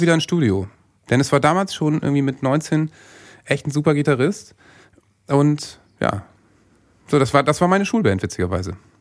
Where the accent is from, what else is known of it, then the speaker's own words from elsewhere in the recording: Worpswede, Lower Saxony, Germany; moved away as an adult; also born or lived in Bremen; ich bin in Bremen geboren, weil in Worpswede gibt es nicht mal ein Krankenhaus. Ja. Aber bin natürlich in Worpswede aufgewachsen und bin da äh, mit 20 weggezogen